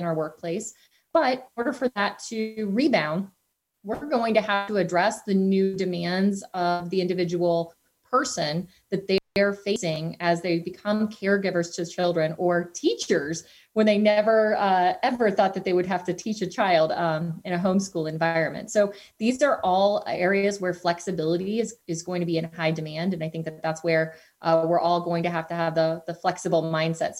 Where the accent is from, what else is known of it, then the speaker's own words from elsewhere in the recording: Cincinnati, Ohio, United States; I'm an evangelist for my hometown